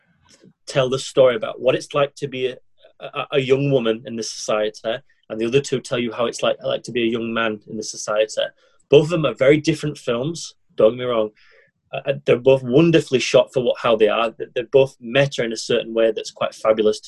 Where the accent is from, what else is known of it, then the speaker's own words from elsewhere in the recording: England, United Kingdom; As an Englishman in another foreign country